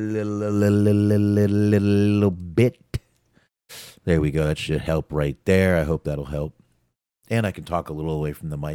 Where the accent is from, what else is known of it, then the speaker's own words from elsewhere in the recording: Texas, United States; I'm from Texas. I'm from Texas, y'all. We don't know English here.